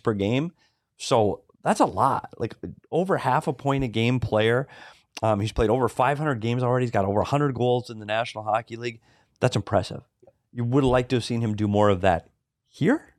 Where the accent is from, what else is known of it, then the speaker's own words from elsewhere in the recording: Minnesota, United States; I'm from Minnesota.